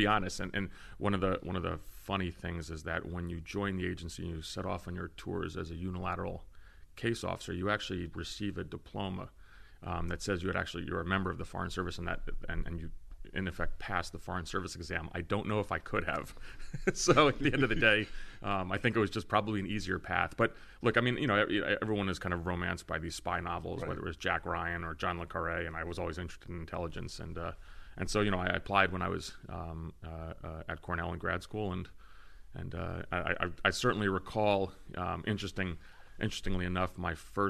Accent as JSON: {"language": "English", "country": "Greece", "tie": "born there", "said": "I am of Greek descent. I was born in Greece. I've kind of international background. I spent a lot of time, you know, in the summers in the Greek islands"}